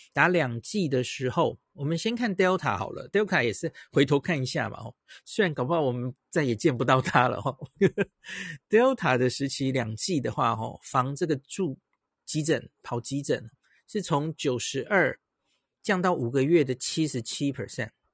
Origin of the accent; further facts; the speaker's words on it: Taiwan; 我们台湾人很在乎